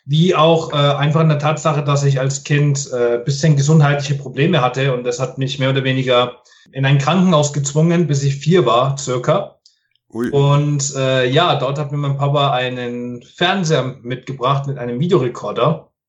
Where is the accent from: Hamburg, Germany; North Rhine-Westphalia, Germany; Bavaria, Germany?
Bavaria, Germany; Nuremberg; born there; Ich bin eigentlich ganzer Italiener, sprich, ich bin zwar in mm. Nürnberg geboren, aber ich bin tatsächlich ein Vollblut-Italiener